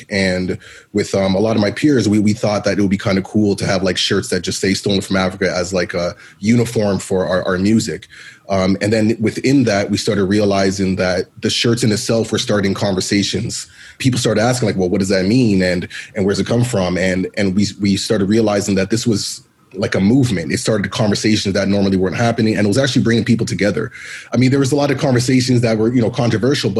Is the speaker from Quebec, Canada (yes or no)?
no; Toronto, Ontario, Canada; me being a black male being born and raised in Toronto of Jamaican parents, Jamaican descent